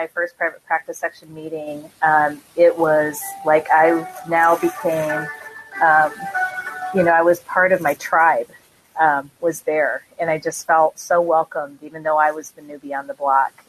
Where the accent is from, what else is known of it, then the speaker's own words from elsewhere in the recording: Iowa, United States; I am from Iowa.